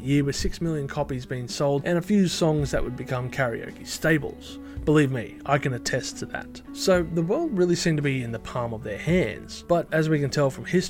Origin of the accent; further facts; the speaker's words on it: Australia; my home country, Australia